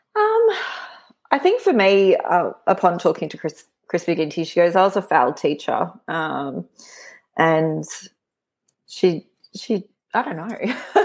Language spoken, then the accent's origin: English; Brisbane, Queensland, Australia; born and raised in Brisbane